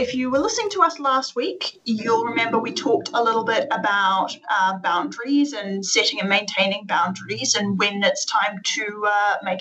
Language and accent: English; Wellington, New Zealand; moved away as an adult; also born or lived in Denmark; now in Canada; I grew up in Wellington, New Zealand